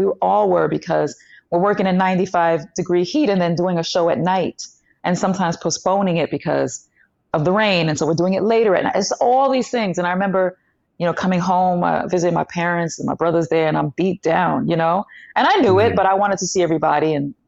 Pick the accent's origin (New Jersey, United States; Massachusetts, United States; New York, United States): New York, United States; New York City; also born or lived in Long Island; I was born in East New York, Brooklyn. Well, I'm from East New York, Brooklyn. Born in Coney Island, actually.